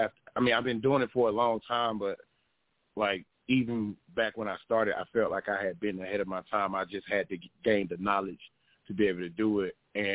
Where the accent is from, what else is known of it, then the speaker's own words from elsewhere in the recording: the South, United States; just because of our backgrounds, our raisings, I'm from the South